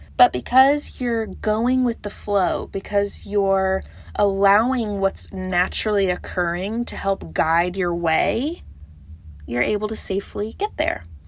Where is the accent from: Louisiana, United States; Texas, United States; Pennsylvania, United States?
Texas, United States; I'm from Texas